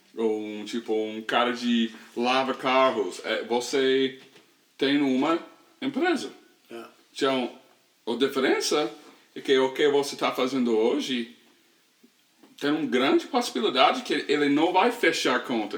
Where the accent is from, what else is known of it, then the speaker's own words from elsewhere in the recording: Lexington, Tennessee, United States; Portuguese is a second language; also born or lived in Memphis, Tennessee; now in Nashville, United States; eu sou do Tennessee, uma cidade chama ah, ah, Lexington, Tennessee. É uma, é uma cidade com 8 mil habitantes